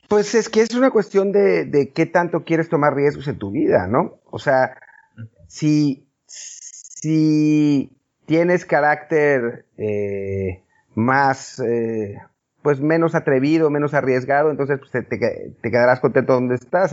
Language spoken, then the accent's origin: Spanish; Mexico; como mexicano